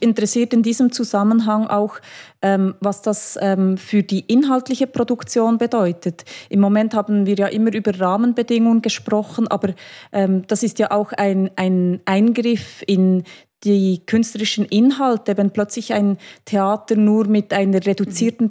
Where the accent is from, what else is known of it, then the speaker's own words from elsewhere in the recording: Switzerland; bei uns in der Schweiz